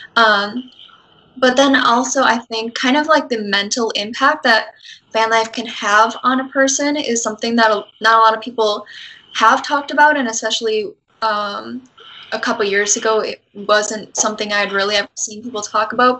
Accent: Wisconsin, United States; moved away as an adult; now in San Antonio, United States; I am from Wisconsin and I currently live in San Antonio in Texas. And I moved here about a year ago

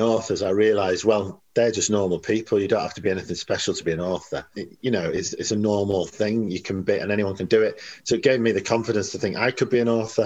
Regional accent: Leeds, Yorkshire and the Humber, United Kingdom; I'm from Leeds. I was brought up in Leeds.

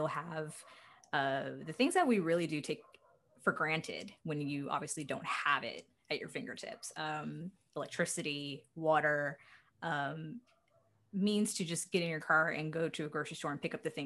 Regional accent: Houston, Texas, United States; My hometown

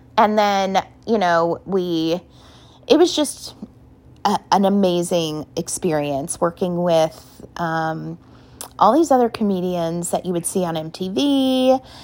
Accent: Denver, Colorado, United States; now in Cincinnati, United States; I was born and raised in Denver, Colorado, and I still consider Colorado my home state and always will, even though I'm in Cincinnati now

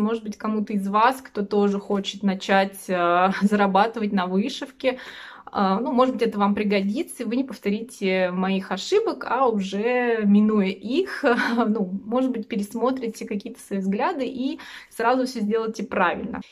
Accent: Russia; мы из России

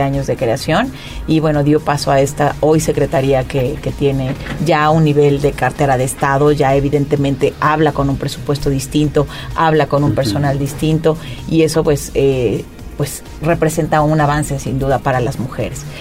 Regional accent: Puebla, Mexico; moved away as an adult; also born or lived in Spain; soy una mujer poblana, nací en Puebla Capital

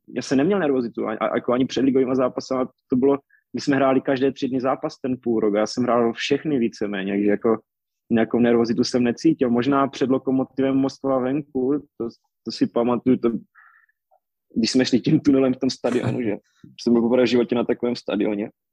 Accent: Czechia; já jsem tam zůstal jako jediný Čech

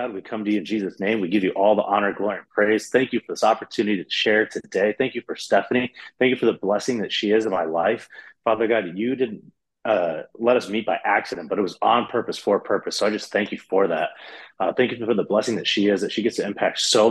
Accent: Michigan, United States; I was raised in Michigan, United States, raised in a Catholic church

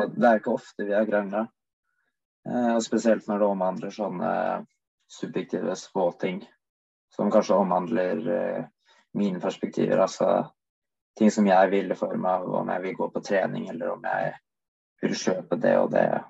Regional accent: Oslo, Norway; now in Bergen, Norway; jeg bodde hjemme i Oslo, så var jeg så å si på tur hver dag

